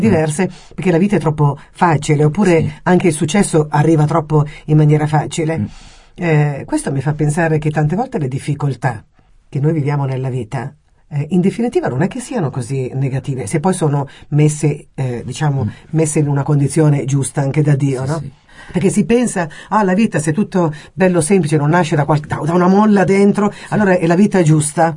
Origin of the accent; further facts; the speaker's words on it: Italy; Sono mm. proprio un'italiana di quelle